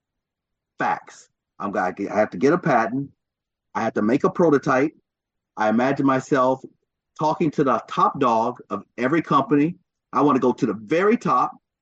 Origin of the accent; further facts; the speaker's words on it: Louisville, Kentucky, United States; moved away as an adult; also born or lived in Chicago, Illinois / Ithaca, New York / Ann Arbor, Michigan / Detroit, Michigan; I was born in Chicago, grew up in Louisville, Kentucky